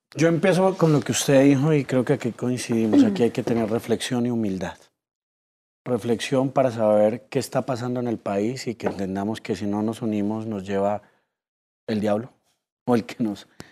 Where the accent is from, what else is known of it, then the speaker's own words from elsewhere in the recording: Colombia; como colombianos